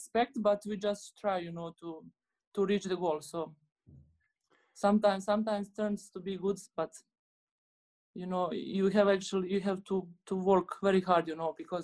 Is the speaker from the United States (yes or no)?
no; Bosnia & Herzegovina; English is a second language; moved away; I'm from Bosnia.